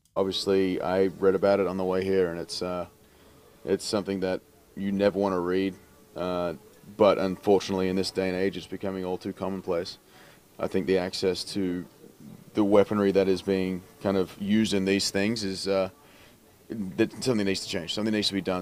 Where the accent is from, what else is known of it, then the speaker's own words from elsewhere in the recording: Australia; as an Australian